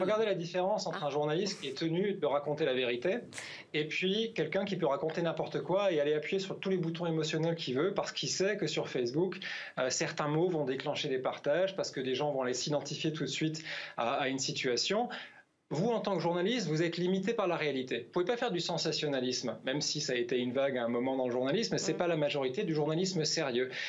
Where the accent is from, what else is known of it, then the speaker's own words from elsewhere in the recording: France; now in Finland; je suis français